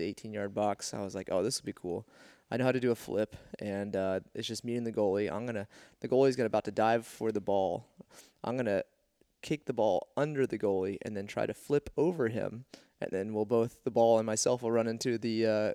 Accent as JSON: {"language": "English", "town": "Houston", "region": "Texas", "country": "United States", "tie": "born or raised there", "said": "I grew up in Houston, Texas, and did gymnastics when I was a little kid"}